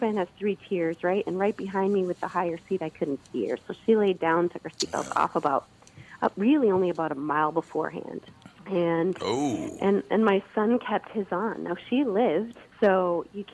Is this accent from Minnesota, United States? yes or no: yes; Bloomington, Minnesota, United States; now in Los Angeles, United States; I was raised in Minnesota and grew up in Bloomington